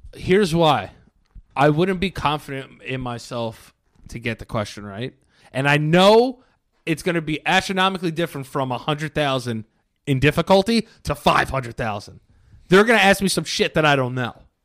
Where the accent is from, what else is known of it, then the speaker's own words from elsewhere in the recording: New York City, New York, United States; I was born in the Bronx.